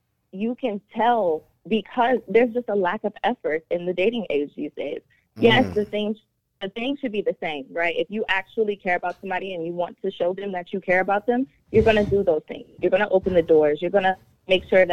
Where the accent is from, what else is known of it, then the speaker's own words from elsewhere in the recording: Capitol Heights, Maryland, United States; I'm from Capitol Heights, Maryland